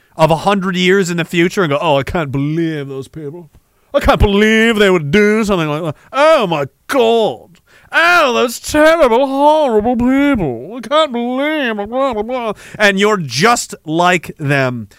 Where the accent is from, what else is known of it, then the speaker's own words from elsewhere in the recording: Canada; I'm Canadian